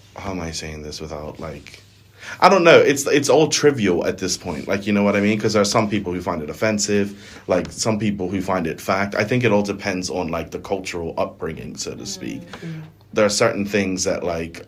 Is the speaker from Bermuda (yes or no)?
yes; Bermuda; accent: Bermudian; a Bermudian accent.